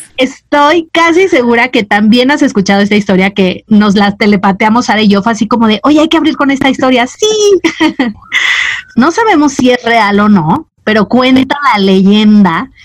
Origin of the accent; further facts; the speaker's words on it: Mazatlán, Sinaloa, Mexico; Yo crecí en Mazatlán, que es un puerto